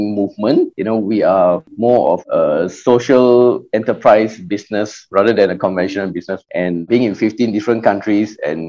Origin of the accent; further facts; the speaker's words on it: Kuala Lumpur, Malaysia; I grew up in Kuala Lumpur